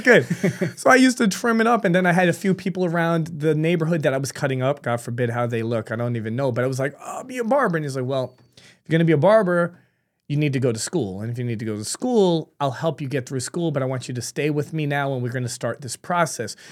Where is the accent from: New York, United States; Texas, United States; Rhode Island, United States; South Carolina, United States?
New York, United States; New York City; moved away as an adult; now in Florida, United States; I was born in New York City. She was, she was great. My father was killing it. And unfortunately, when I was nine months old, she passed away. My grandparents took me in, um, and raised me